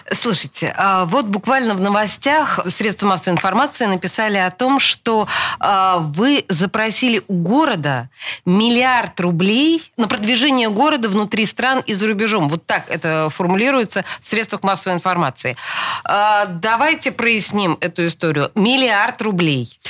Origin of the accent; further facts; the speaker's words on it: Saint Petersburg, Russia; мы Петербург петербуржцы